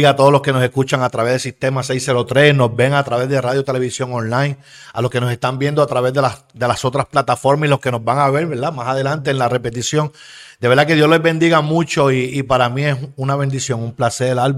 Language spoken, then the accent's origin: Spanish; Levittown, Puerto Rico; also born or lived in Bayamón; yo nací en Bayamón, en Bayamón, ¿verdad? En 1969. Eh, nacido y criado allí, me crié en Levitown.